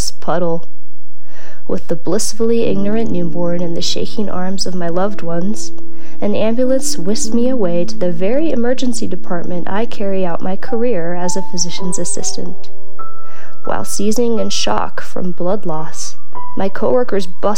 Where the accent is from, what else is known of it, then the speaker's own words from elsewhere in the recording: California, United States; also born or lived in Redding, California; as a Californian